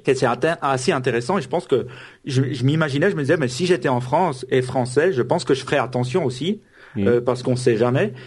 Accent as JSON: {"language": "French", "country": "Switzerland", "said": "je suis suisse"}